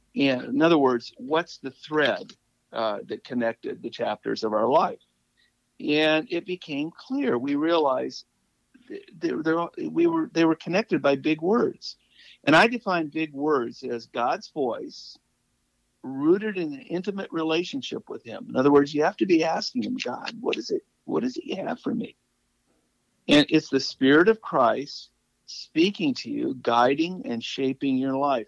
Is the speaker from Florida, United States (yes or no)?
no; Malibu, California, United States; moved away as an adult; also born or lived in Ohio / Ann Arbor / Maine; I'm from Malibu, and I'm in, uh, and but now I'm living in Ohio